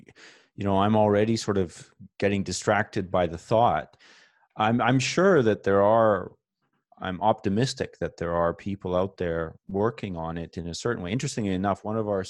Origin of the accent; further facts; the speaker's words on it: Canada; as a Canadian flying down to the United States